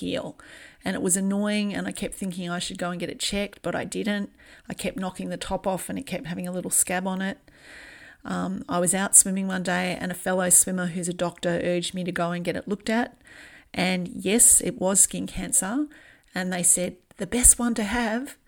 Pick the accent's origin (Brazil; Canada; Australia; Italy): Australia; I'm from Australia, and as any adult of my generation would tell you, we spent a lot of or a huge amount of time in the sun growing up